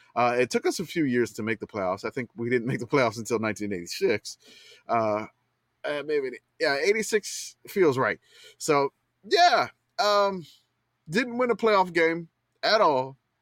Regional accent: Louisiana, United States; I grew up in Louisiana

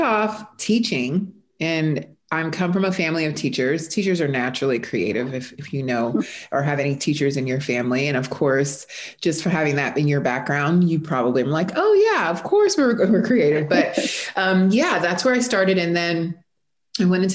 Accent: South Florida, United States; moved away as an adult; now in Texas, United States; I am originally from South Florida. I have been in Texas for 4 years

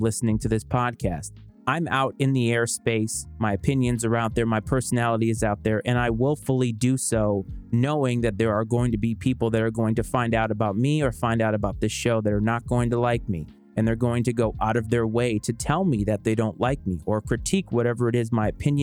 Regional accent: Bristol, Rhode Island, United States; I was born and raised in Bristol, Rhode Island

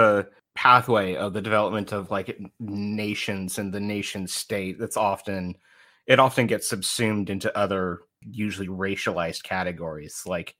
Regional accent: California, United States; I'm from California.

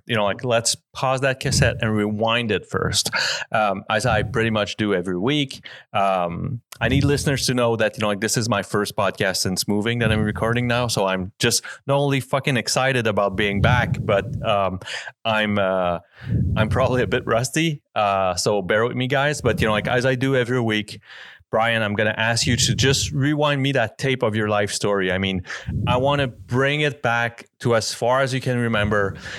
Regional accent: California, United States; born or raised there; now in Utah, United States

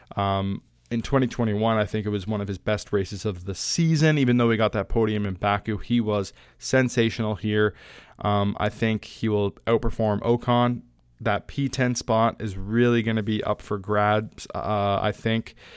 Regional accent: Canada; I'm Canadian, I'm not American

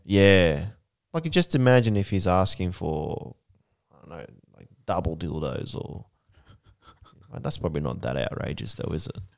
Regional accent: Japan; now in New Zealand; I grew up in Japan, over there

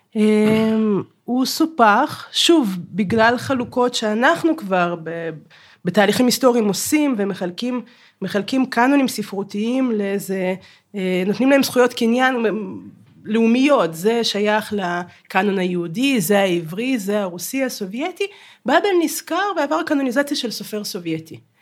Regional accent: Kharkiv, Kharkiv Oblast, Ukraine; now in Israel; אני מחרקוב

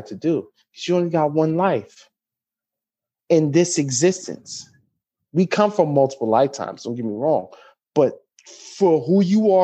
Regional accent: United States; We speak with different accents. I'm from America

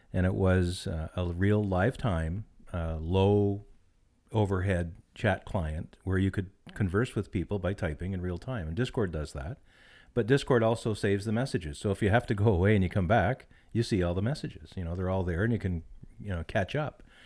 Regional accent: Canada; being a Canadian person

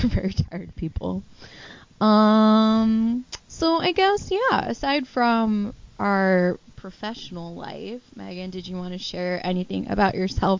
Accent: northwest suburbs of Chicago, Illinois, United States; We're from the northwest suburbs of Chicago

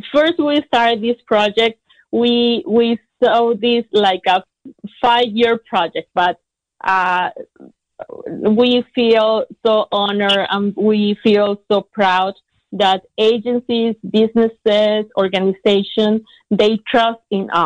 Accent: Tampico, Tamaulipas, Mexico; English is a second language; moved away as an adult; now in Ukiah, United States; I moved from my hometown, Tampico, Tamaulipas, to Ukiah

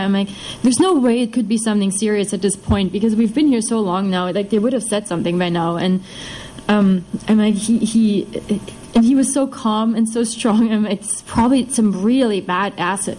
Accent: eastern Germany, Germany; moved away; I'm from Germany. I'm from the east of Germany. Uh, and in contrast to his society, mine was mine is, is basically an atheist society. You you grow up in East Germany.

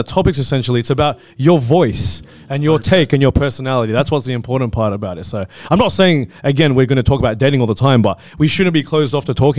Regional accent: Australia; we're Australian

